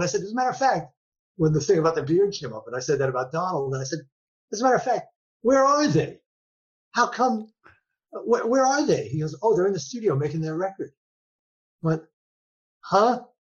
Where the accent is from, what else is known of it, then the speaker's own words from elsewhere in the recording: New York, United States; I'm a New Yorker.